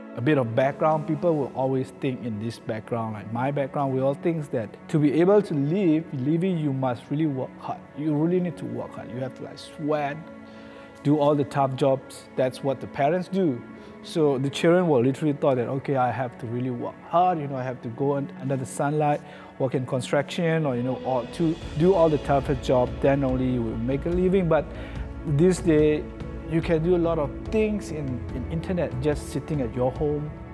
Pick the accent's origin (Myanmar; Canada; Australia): Myanmar; moved away as an adult; I'm from Myanmar. I came here ten years ago, and I live here as a refugee.